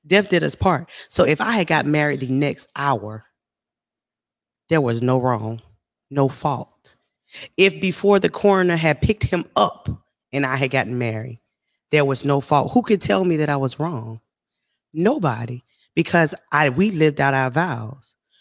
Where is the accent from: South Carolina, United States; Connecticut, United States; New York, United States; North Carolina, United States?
South Carolina, United States; moved away as an adult; now in Texas, United States; I'm from South Carolina, but I'm living in Texas, so I'm away from home.